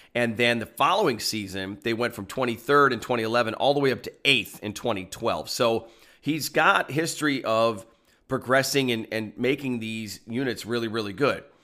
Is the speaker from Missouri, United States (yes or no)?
no; Phoenix, Arizona, United States; my hometown of Phoenix, Arizona